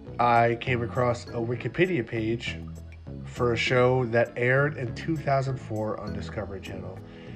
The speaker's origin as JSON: {"language": "English", "town": "Philadelphia", "region": "Pennsylvania", "country": "United States", "said": "So I should say that Ryan is from Pittsburgh. I am from Philadelphia."}